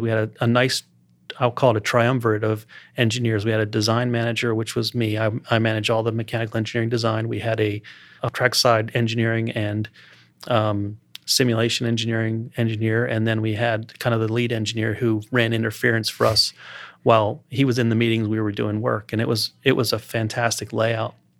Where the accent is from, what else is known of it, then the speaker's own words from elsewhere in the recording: Columbia, Maryland, United States; also born or lived in Baltimore-Washington area, Maryland; now in Lake Norman area, United States; I grew up around the Baltimore, Washington area in Maryland